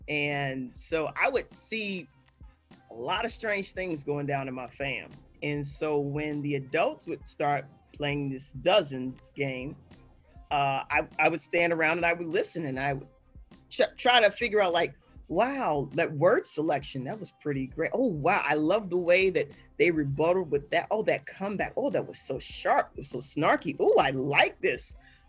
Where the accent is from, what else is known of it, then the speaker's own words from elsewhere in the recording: Chicago, Illinois, United States; I'm from Chicago.